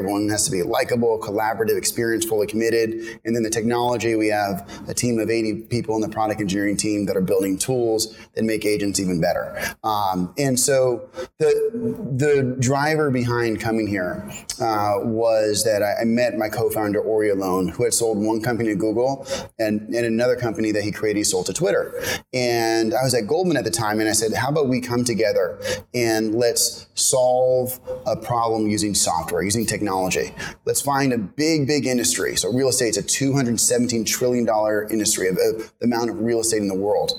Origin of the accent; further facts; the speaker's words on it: San Francisco, California, United States; moved away as an adult; now in New York, United States; I'm originally from San Francisco. I went to college here in New York at Columbia